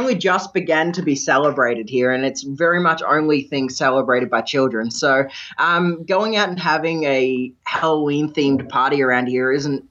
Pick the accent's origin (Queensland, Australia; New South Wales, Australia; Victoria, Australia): Victoria, Australia; In Victoria, my home state